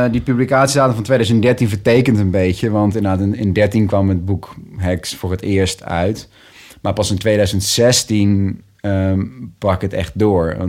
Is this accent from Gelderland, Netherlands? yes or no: yes; Nijmegen, Gelderland, Netherlands; also born or lived in 's-Hertogenbosch; in Nijmegen, in, in, in, de buitenwijk van Nijmegen. Ehm, ook wel een groene wijk.